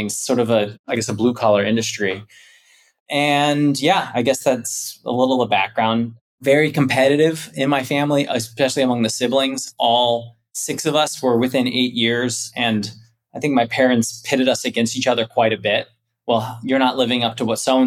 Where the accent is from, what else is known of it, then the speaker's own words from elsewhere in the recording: Canton, Ohio, United States; moved away as an adult; also born or lived in Florida / New York; now in Chicago, United States; I am from Canton, Ohio. I grew up one of six kids